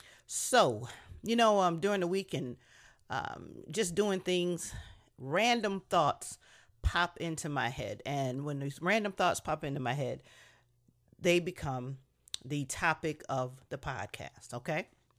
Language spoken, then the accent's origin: English; Niagara Falls, New York, United States; We grew up in Niagara Falls, New York. So 5 years old in Niagara Falls, New York, playing outside our apartment on 22nd Street.